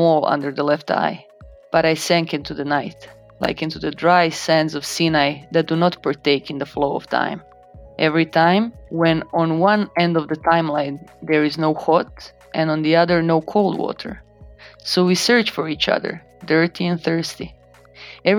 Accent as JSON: {"language": "English", "country": "Croatia", "tie": "born or raised there", "second_language": "English", "moved": "as an adult", "lives_now": "United Kingdom", "said": "growing up in Balkans"}